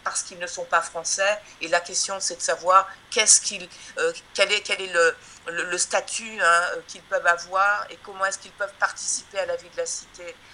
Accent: Guadeloupe; c'est donc quelque chose que nous vivons actuellement depuis 1949 euh, hein, euh, en tant que Guadeloupéenne, Martinique, etc.

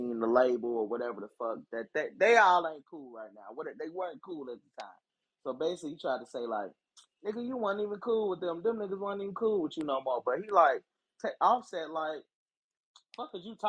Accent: United States; I'm from America

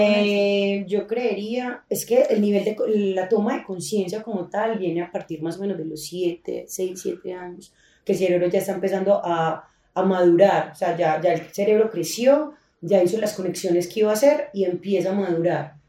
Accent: Colombia; nosotros nacimos en Colombia

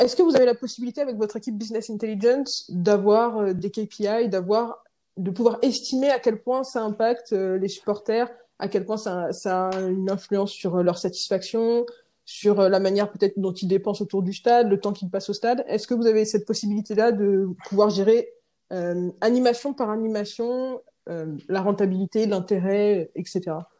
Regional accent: Rennes, Brittany, France; now in Paris, France; j'habite à Paris, je viens de Rennes.

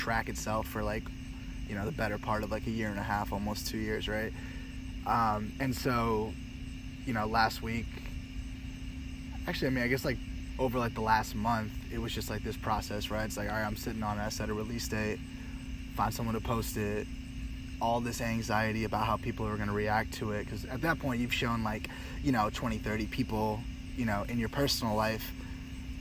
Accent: St. Louis, Missouri, United States; also born or lived in New York; now in Los Angeles, United States; I'm from St. Louis, Missouri. After St. Louis, spent some time in New York

